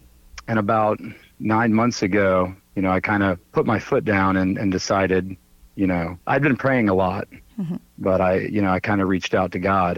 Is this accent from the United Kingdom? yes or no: no; Miami, Florida, United States; also born or lived in Virginia; now in Charleston, United States; I'm originally from Miami, Florida, but I've lived all up and down the East Coast. I settled in Charleston about 11 years ago, but I went up and down the East Coast.